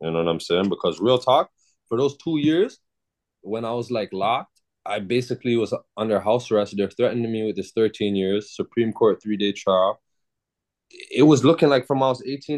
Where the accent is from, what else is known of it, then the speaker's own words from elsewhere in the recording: Toronto, Ontario, Canada; also born or lived in Malton; I'm from Toronto. Born and raised